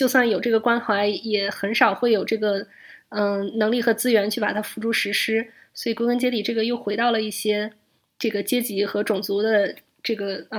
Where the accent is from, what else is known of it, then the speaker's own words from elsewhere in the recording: California, United States; 就我讲了我讲了我是加州人，他们一定会追问说你到底是哪儿来的，就不相信你是美国人这样子。